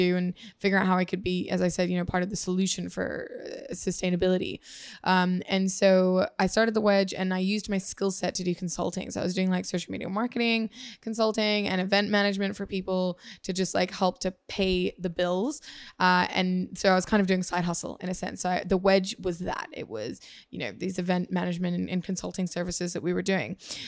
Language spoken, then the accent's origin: English; Singapore; now in Australia; I grew up a lot in Asia. So I went to high school in Singapore, and we moved here originally from my dad's job back in 2002, I think.